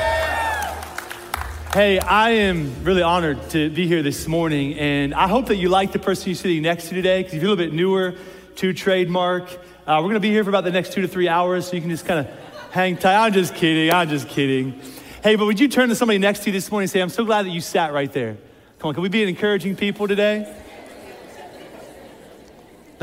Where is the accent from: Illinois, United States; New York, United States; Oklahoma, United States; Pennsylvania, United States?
Pennsylvania, United States; outside of Philadelphia; moved away as an adult; now in Columbus, United States; I was born and raised outside of Philadelphia, PA.